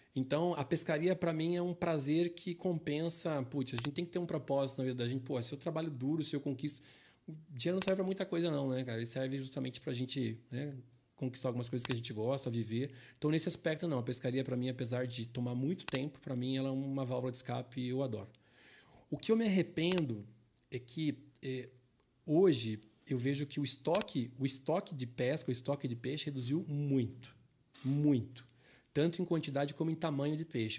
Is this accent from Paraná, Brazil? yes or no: yes; Curitiba, Paraná, Brazil; Eu me criei aqui no Vila Oficinas, perto da rede, perto da Rumo, que é onde eu trabalho hoje